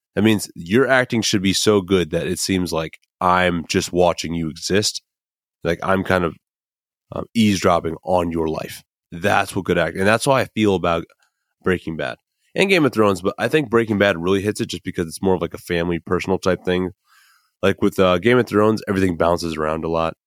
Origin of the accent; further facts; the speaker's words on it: Midwest, United States; I'm from the Midwest.